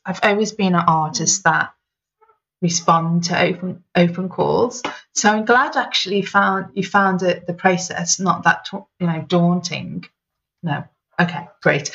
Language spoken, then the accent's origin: English; Liverpool, North West England, United Kingdom; moved away; I'm originally from Liverpool.